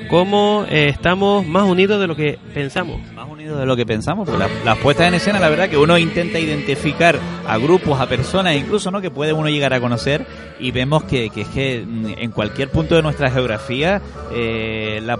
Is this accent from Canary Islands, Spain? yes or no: yes; Canary Islands, Spain